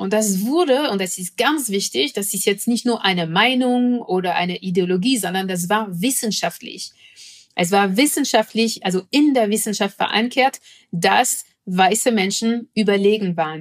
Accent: France; moved away; ich komme aus Frankreich

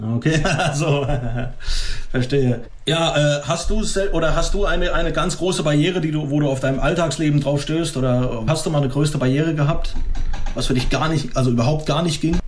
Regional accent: Croatia; moved away; Ich komme zum Beispiel aus Kroatien

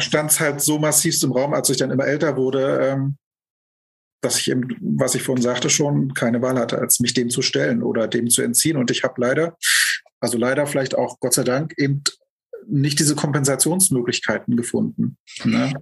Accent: Germany; also born or lived in Lübeck / Hamburg; now in Berlin, Germany; ich bin geboren 1973 in der Lausitz, bin da auch aufgewachsen

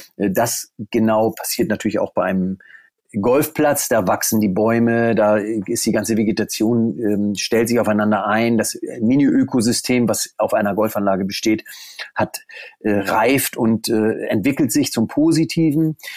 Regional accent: Deinste, Lower Saxony, Germany; Ich äh, wohne in Deinste. Das ist in der Nähe von Stade. Stade liegt 50 Kilometer westlich von Hamburg. Ich bin hier geboren, aufgewachsen

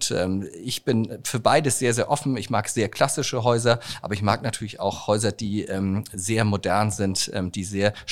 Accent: Hamburg, Germany; Hamburg ist ähm, meine Heimatstadt.

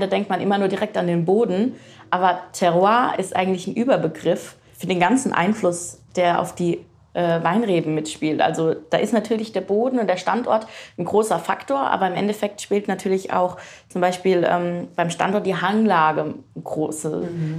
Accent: Frankenthal, Rhineland-Palatinate, Germany; also born or lived in Rödersheim; Ich bin nämlich in Frankenthal geboren.

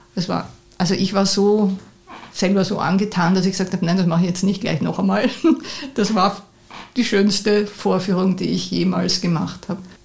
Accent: Vienna, Austria; Ich bin in Mauer aufgewachsen und das war prachtvoll, weil der Wienerwald ist in der Nähe

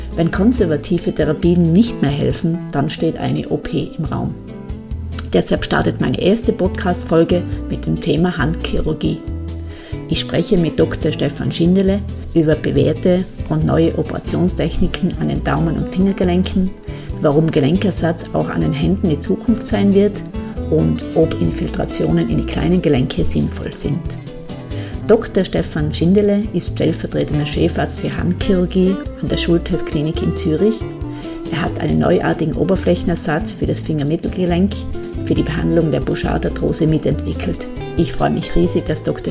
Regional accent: Tyrol, Austria; accent: Tyrolean dialect; hörst es an meinem Dialekt. Ich komme aus Tirol. Das ist meine Heimat

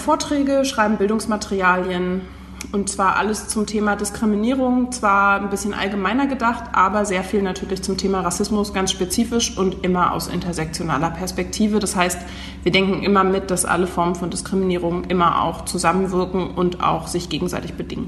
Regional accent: Berlin, Germany; Ich bin Berlinerin. Das heißt, ich bin eine von den echten Menschen, die in Berlin auch geboren sind

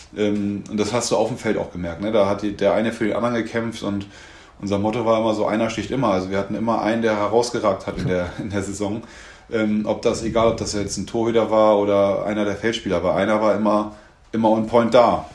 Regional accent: Henstedt-Ulzburg, Schleswig-Holstein, Germany; moved away as an adult; also born or lived in Hamburg; now in Bad Schwartau, Germany; ich bin halt irgendwie ein Kind des Nordens, in Henschel-Ulzburg aufgewachsen, in Hamburg, groß, Hamburg gelebt

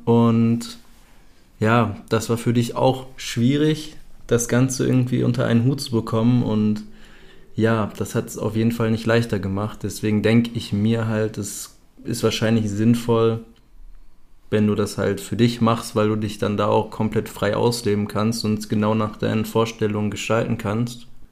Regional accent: Germany; moved away as an adult; ich bin ja auch aus Deutschland ausgewandert, beziehungsweise habe mich abgemeldet, habe vorher noch zu Hause gelebt

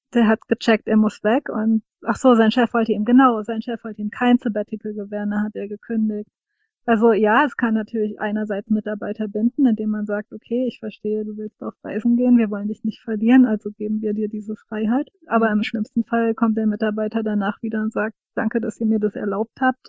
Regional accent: Rhine-Main area, Germany; das Rhein-Main-Gebiet empfohlen und dann ist sie eben äh, hierher gekommen, was witzigerweise meine Heimatregion ist

